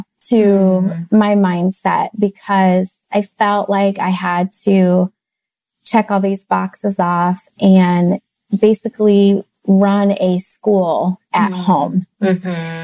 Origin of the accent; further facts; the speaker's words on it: Midwest, United States; we hail from the Midwest.